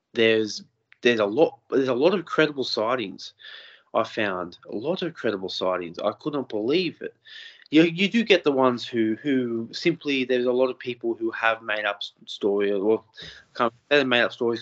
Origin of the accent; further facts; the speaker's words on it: Lake Macquarie, New South Wales, Australia; I'm from Lake Macquarie as well.